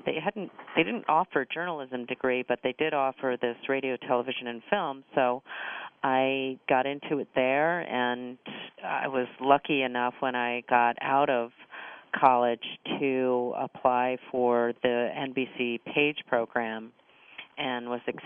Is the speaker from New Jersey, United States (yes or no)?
yes; New Jersey, United States; also born or lived in Maryland; I grew up outside of New York City in a suburb in New Jersey, and you know, we'd go into the city often and see shows and performers and plays.